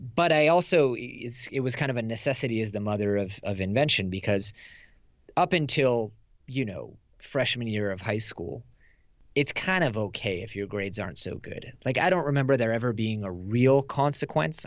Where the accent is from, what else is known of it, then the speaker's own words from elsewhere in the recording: Silicon Valley, California, United States; moved away as an adult; now in Tel Aviv, Israel; I grew up in Silicon Valley. I live in Israel with my wife, uh, in Tel Aviv